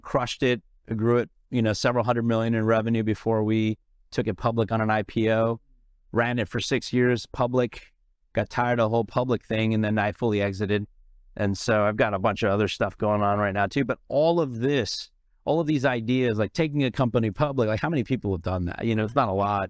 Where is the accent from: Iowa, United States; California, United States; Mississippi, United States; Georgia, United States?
California, United States; San Francisco; moved away as an adult; also born or lived in India; now in Los Angeles, United States; I grew up in San Francisco